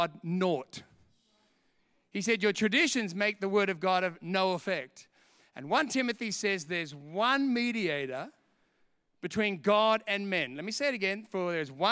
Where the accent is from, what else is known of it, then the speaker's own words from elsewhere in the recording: England, United Kingdom; I'm English. I speak English anyway.